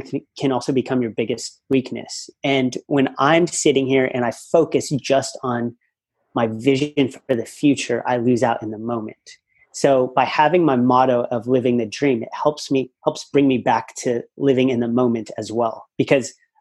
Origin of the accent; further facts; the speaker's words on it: United States; moved away as an adult; now in Australia; I have a great family back at home in the States. And I could have easily gone into a bit of the family business and done well there and been comfortable living in my hometown